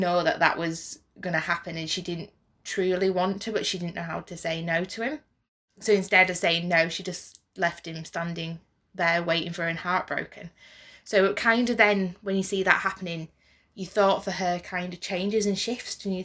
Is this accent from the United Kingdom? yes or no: yes; United Kingdom; we're British